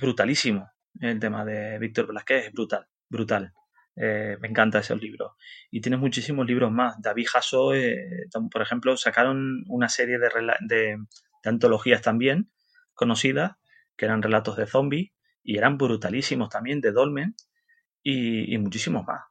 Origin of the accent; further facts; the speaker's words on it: Canary Islands, Spain; also born or lived in Netherlands; Nosotros los canarios nos, consideramos más latinos que, europeos